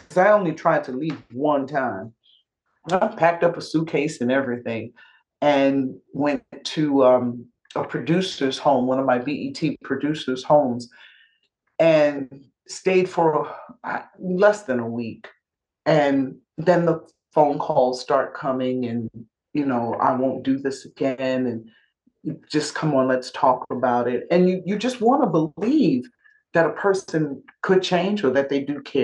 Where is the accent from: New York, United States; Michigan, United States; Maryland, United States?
New York, United States; I'm a New Yorker